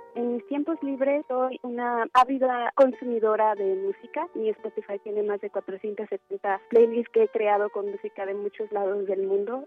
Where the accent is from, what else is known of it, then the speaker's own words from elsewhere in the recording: Toluca, State of Mexico, Mexico; Nací en Toluca, Estado de México, el 29 de julio de 1993.